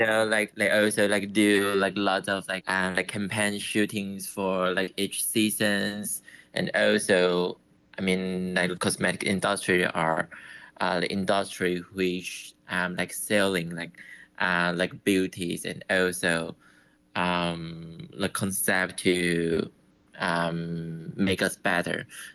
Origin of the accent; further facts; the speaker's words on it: Taipei, Taiwan; also born or lived in Nantou; I was born in Nantou. But I was raised in Taipei when I was young.